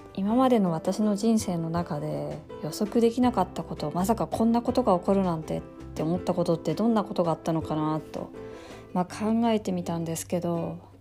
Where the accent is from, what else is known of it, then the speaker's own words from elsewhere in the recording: Fukushima, Japan; moved away; also born or lived in California; 私たちその福島で生まれ育った人